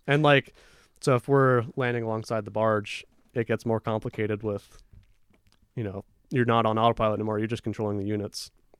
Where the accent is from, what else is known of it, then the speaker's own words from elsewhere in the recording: Seattle, Washington, United States; So we grew up in Seattle, and we go to Southeast Alaska.